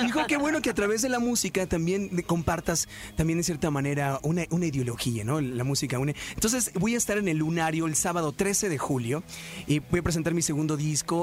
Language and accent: Spanish; Morelia, Michoacán, Mexico; now in Los Angeles, United States; Yo soy de Morelia, Michoacán, pero vivo en Los Ángeles